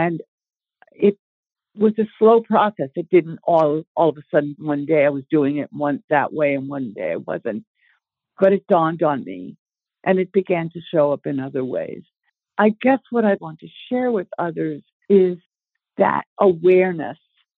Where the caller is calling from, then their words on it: near Portland, southern Maine, United States; I'm calling from Maine. I live in southern Maine, not too far outside of Portland. I am 80 years old as of May this year